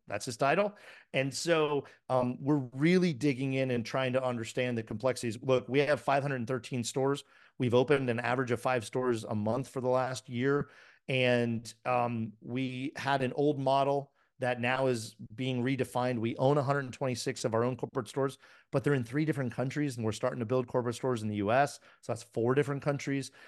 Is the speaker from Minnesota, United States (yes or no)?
no; Miami, Florida, United States; I grew up in the seventies and early eighties. So, you know, and I'm from Miami